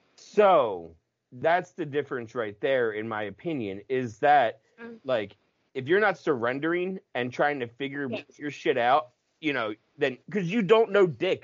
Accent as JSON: {"language": "English", "country": "United States", "tie": "born or raised there", "said": "I'm grew, grew up ten minutes from Philly"}